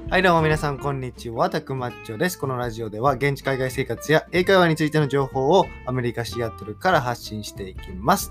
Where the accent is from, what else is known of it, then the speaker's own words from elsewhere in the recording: rural Okayama Prefecture, Japan; moved away as an adult; 僕は岡山県の田舎出身なんで